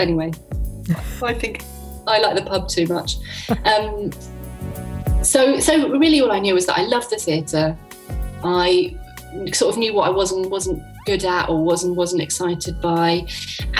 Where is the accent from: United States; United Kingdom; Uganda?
United Kingdom; London; I grew up in London, so I got to see loads of theatre